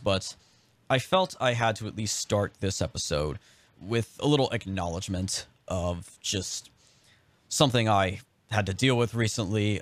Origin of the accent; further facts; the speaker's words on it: California, United States; moved away; my home state of California